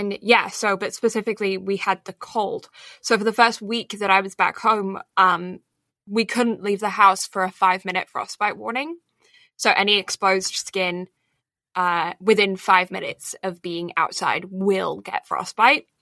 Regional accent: Alberta, Canada; moved away as an adult; now in Toronto, Canada; I'm back in my hometown

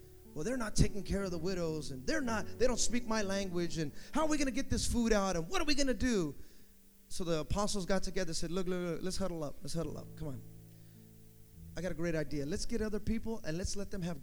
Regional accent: the Bay Area, California, United States; I'm from the Bay

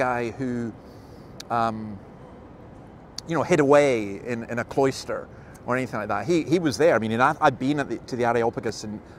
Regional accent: Scotland, United Kingdom; I grew up in a tradition which is very different from maybe some others. I was always taught as a Scottish Presbyterian

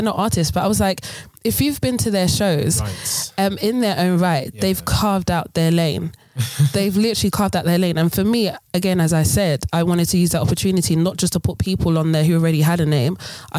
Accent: Ghana; You know, being Ghanaian, we love our hall parties. We love all these different things.

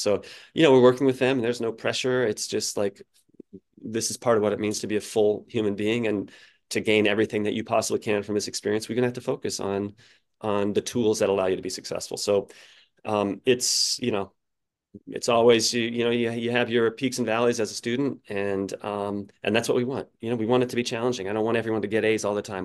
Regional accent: Colorado, United States; I grew up in Colorado

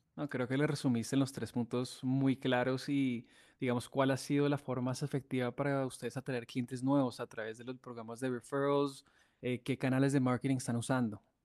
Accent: Colombia; siendo colombiano

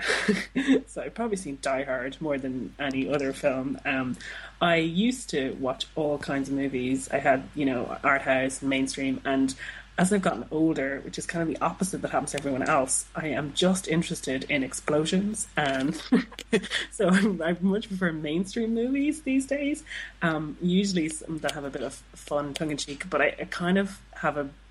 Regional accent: Dublin, Leinster, Ireland; I'm from Dublin

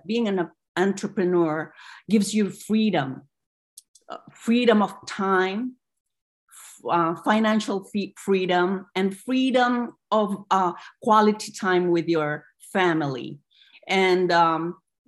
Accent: Philippines; now in United States; I'm an immigrant from the Philippines

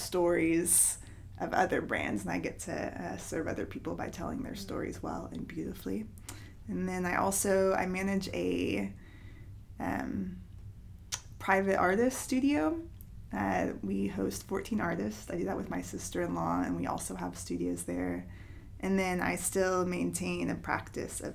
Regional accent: Knoxville, Tennessee, United States; I'm from Knoxville

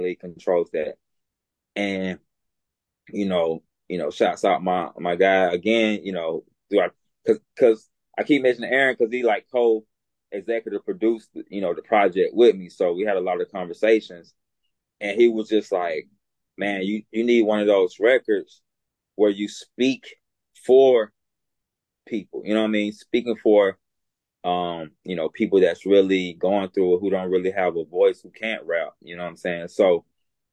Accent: Alabama, United States; accent: Southern; growing up in Alabama, being raised by my grandmother

